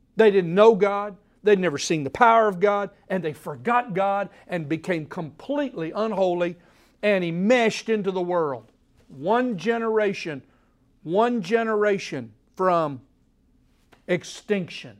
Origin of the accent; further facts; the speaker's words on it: Oklahoma, United States; now in Tennessee, United States; when I was born in Oklahoma